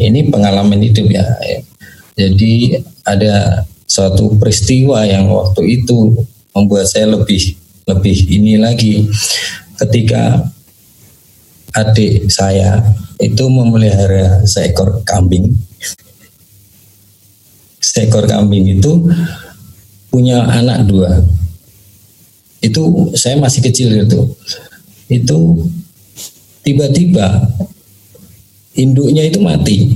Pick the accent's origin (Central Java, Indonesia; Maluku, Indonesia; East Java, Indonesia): Central Java, Indonesia; Surakarta; born there; Saya lahir eh, di Surakarta atau tepatnya di Solo. Saya nomor dua dari tujuh bersaudara.